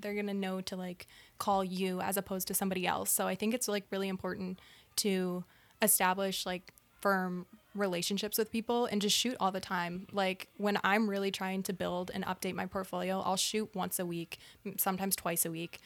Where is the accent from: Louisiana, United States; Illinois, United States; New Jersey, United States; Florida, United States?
Illinois, United States; Naperville; also born or lived in Michigan; I grew up in Naperville, Illinois, a suburb of Chicago as well